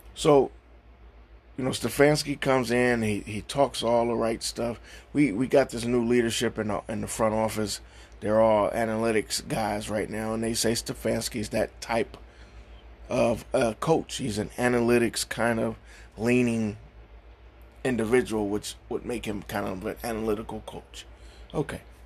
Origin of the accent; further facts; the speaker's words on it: Cleveland, Ohio, United States; I'm from Cleveland. I I'm born and raised here.